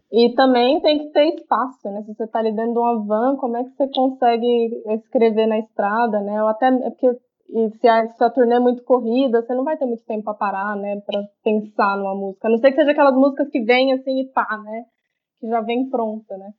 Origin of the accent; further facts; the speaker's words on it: Goiânia, Goiás, Brazil; eu sou de Goiânia